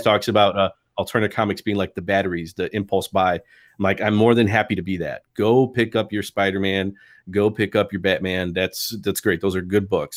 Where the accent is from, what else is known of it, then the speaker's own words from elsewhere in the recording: Chicago, Illinois, United States; I was a proper Chicago guy, like, grew up in Logan Square